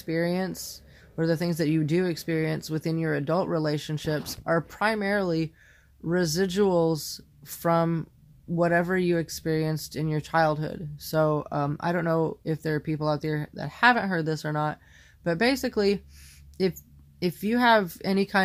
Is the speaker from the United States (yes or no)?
yes; Indiana, United States; moved away; the same town that I lived in before I left Indiana